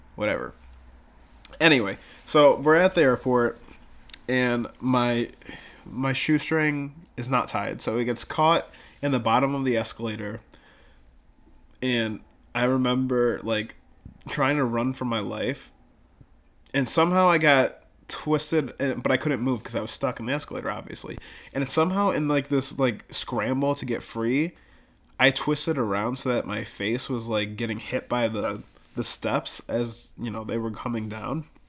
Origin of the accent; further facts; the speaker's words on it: Buffalo, New York, United States; I'm from Buffalo